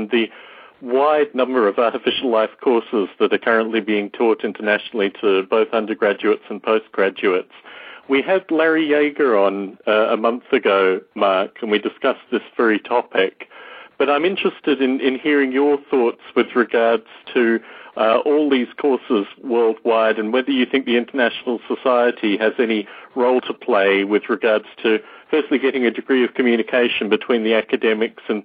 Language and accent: English; Canberra, Australian Capital Territory, Australia; my hometown of Canberra, Australia